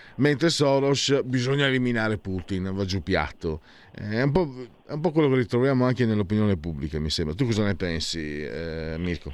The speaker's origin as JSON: {"language": "Italian", "region": "Friuli-Venezia Giulia", "country": "Italy", "moved": "yes", "lives_now": "Lombardy, Italy", "said": "vengo dal Friuli, insomma sono immigrato"}